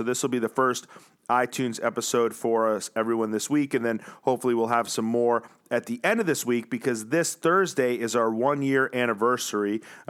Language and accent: English; New Zealand; All right, but you didn't come for me, even though I came all the way from New Zealand.